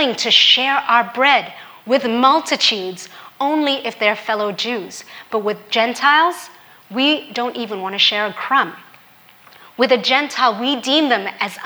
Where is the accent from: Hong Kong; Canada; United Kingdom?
Hong Kong; also born or lived in Australia; now in United States; As a Filipino woman growing up in Hong Kong